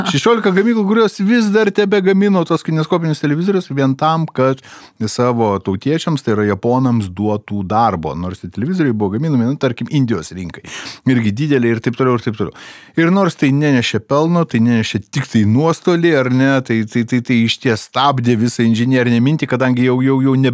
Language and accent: Lithuanian; Lithuania